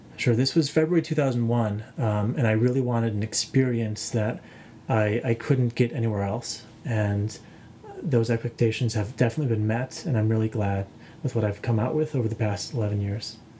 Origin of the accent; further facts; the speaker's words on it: United States; I'm from the United States.